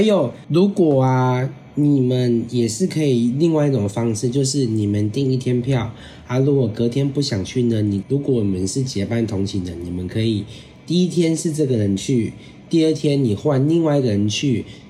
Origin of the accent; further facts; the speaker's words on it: Taiwan; 我们是台湾来的